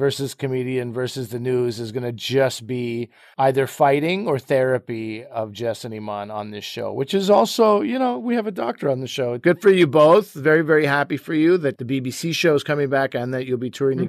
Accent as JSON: {"language": "English", "town": "Brossard", "region": "Quebec", "country": "Canada", "tie": "born or raised there", "said": "I grew up on Solomon Crescent in Quebec and in Brossard."}